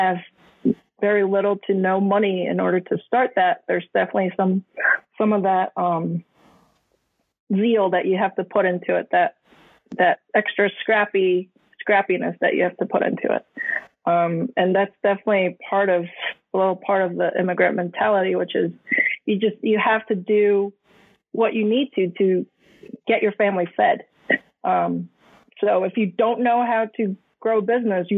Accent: United States; born or raised there; also born or lived in Hong Kong / Taiwan

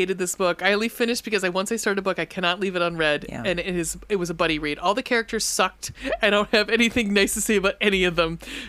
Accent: Texas, United States; I'm Texan. And not only do I speak and understand Southern

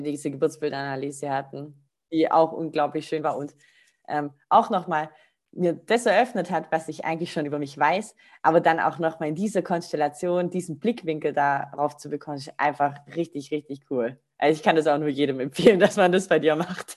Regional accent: Rottweil, Baden-Württemberg, Germany; ich komme aus Rottweil, das ist so zwischen Stuttgart und ähm, Bodensee

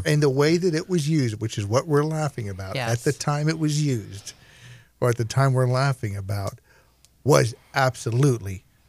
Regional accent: Scotland, United Kingdom; And I'm Scottish.

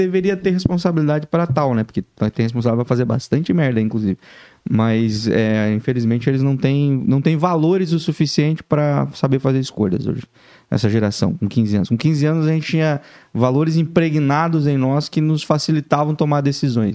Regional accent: Laranjeiras do Sul, Paraná, Brazil; moved away as an adult; nascido e criado em Laranjeiras do Sul, interior do Paraná

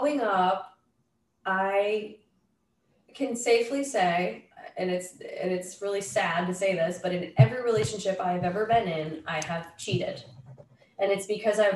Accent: Massachusetts, United States; moved away as an adult; also born or lived in Los Angeles; now in Montana, United States; I was born in Massachusetts.

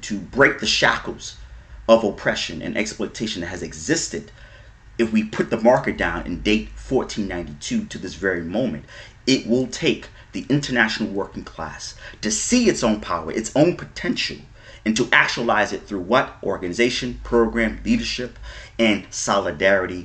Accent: United States; born and raised in the United States

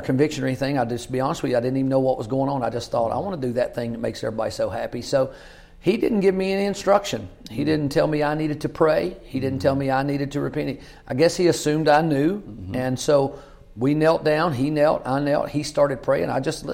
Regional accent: Kentucky, United States; I grew up in Kentucky, Greene County

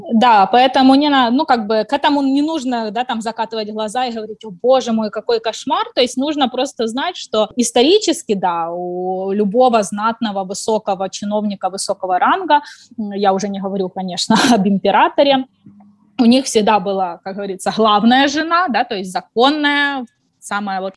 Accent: Ukraine; moved away as an adult; also born or lived in China; now in Hangzhou, China; Я из Украины, живу в Китае уже больше пяти лет

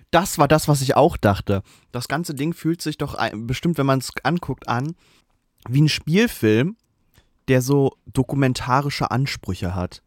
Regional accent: Germany; als Deutscher

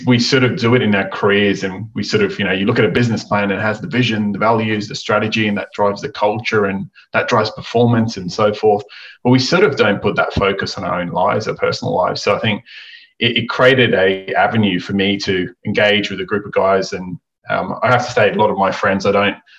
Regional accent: Australia; accent: Aussie; my Aussie accent

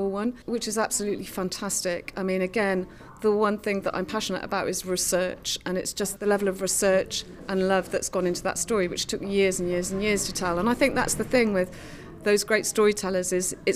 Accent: Cardiff, Wales, United Kingdom; I'm from Cardiff

